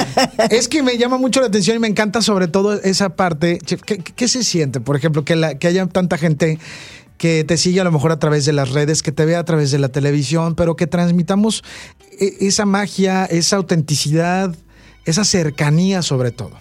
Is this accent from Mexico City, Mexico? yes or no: no; Veracruz, Mexico; Yo soy de Veracruz